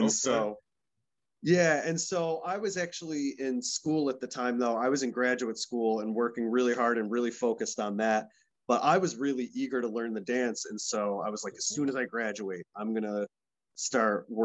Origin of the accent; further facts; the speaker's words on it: Rochester, New York, United States; moved away as an adult; also born or lived in Los Angeles; I was born in Rochester and I was raised like outside the city in some towns on the west side.